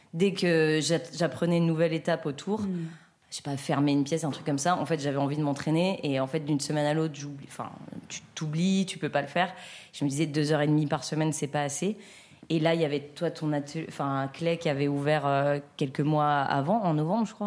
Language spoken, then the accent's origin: French; between Lyon and Grenoble, Auvergne-Rhône-Alpes, France; now in Paris, France; je viens de entre Lyon et Grenoble, un petit village dans lequel j'ai grandi